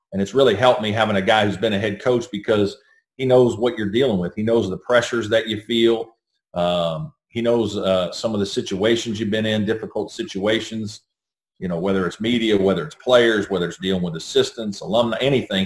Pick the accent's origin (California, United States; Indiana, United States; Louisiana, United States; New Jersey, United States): Indiana, United States; Evansville; now in South Carolina, United States; growing up in Southern Indiana, my dad was a high school teacher